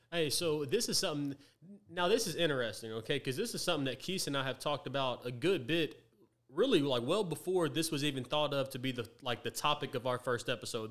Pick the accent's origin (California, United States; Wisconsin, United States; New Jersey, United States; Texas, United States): Texas, United States; Tyler; I was born and raised right here in Tyler